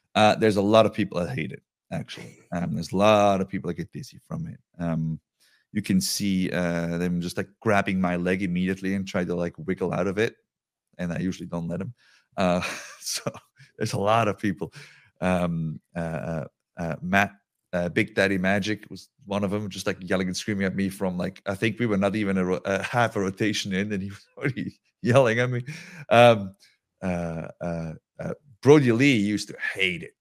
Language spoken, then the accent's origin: English; Switzerland; moved away